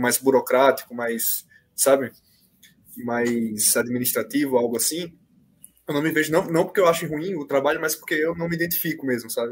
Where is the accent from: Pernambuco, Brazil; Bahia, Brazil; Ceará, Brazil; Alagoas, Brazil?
Alagoas, Brazil; Maceió; moved away as an adult; now in São Paulo, Brazil; eu sou de Maceió, né? Então eu mudei para cá, para São Paulo